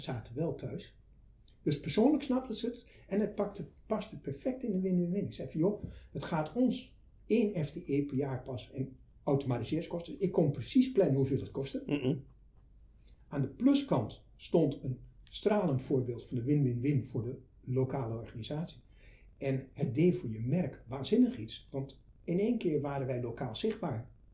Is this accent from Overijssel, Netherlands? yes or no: yes; Twente, Overijssel, Netherlands; ik kom uit Twente